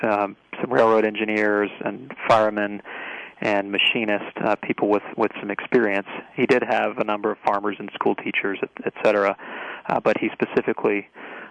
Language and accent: English; Marietta, Georgia, United States; my hometown of Marietta, Georgia